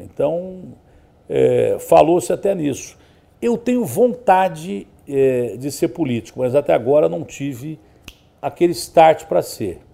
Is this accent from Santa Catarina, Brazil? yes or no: no; Ribeirão Preto, São Paulo, Brazil; now in São Paulo, Brazil; lá na minha cidade todo mundo era palmeirense, né? Lá em Ribeirão Preto, na região